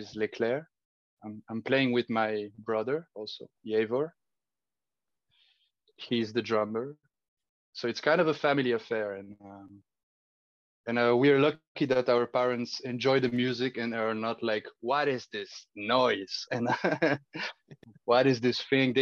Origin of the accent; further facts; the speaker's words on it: Bulgaria; now in Geneva, Switzerland; growing up in Bulgaria